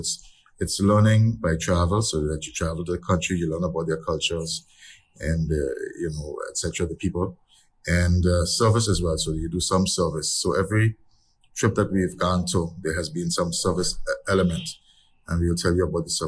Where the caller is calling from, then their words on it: Anguilla; Yes. Good morning. I'm joining you from Anguilla.